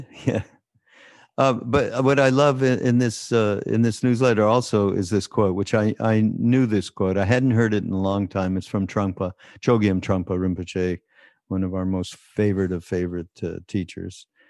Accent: Montreal, Quebec, Canada; I come from, uh, Montreal, so being Canadian

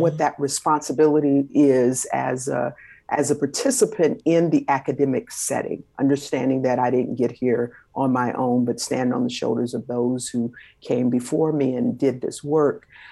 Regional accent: Los Angeles, California, United States; I was born and raised in South Central Los Angeles, California.

